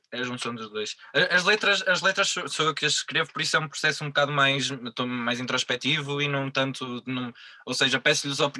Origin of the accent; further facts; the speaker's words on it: Vila Real, Vila Real District, Portugal; also born or lived in Porto; Eu nasci no Porto e vivi aos, até aos 9 anos aqui perto, mas não, não sou do Porto, sou, sou de Vila Real.